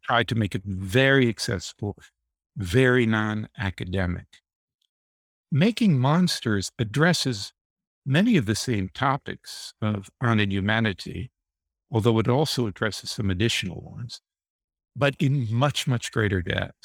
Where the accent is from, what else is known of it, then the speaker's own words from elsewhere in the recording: Deep South, United States; moved away as an adult; also born or lived in New York City / England; I was raised in the Deep South, in the Jim Crow era